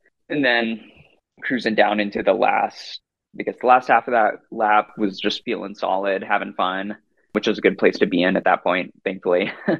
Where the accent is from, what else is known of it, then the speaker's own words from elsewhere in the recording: Seattle, Washington, United States; also born or lived in New Zealand; Growing up in Seattle, always loved running on some of the trails around here. I grew up about a mile from a state park called St. Edwards around here.